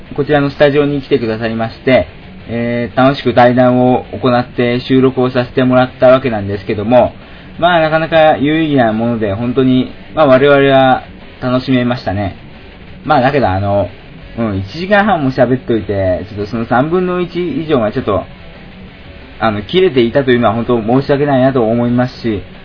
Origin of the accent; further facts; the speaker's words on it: Shizuoka, Japan; moved away as an adult; also born or lived in Tokyo; 私の出身地静岡県